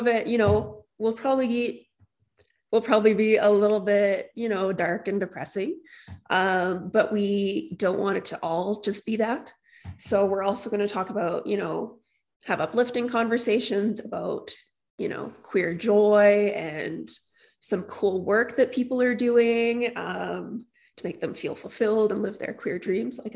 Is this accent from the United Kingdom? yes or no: no; St. Albert, Alberta, Canada; I was born and raised here in Alberta, mostly grew up right here in St. Albert.